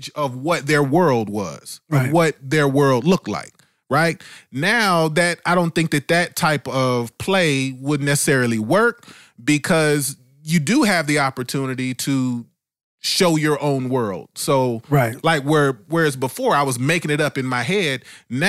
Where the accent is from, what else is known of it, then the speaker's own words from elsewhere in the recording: Dayton, Ohio, United States; moved away; I was in Dayton, Ohio, this is my hometown, it's where I grew up